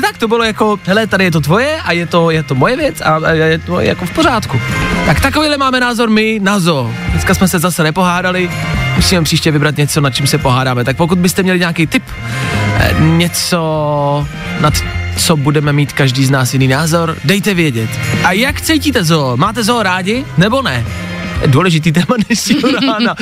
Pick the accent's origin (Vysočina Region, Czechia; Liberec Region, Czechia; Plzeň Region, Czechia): Plzeň Region, Czechia; Pilsen; jsem z Plzně